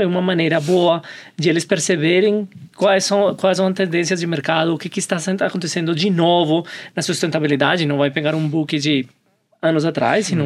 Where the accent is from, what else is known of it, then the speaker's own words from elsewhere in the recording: Colombia; Portuguese is a second language; moved away as an adult; now in Brazil; Eu sou colombiano. vamos se acostumar com o meu sotaque estou aqui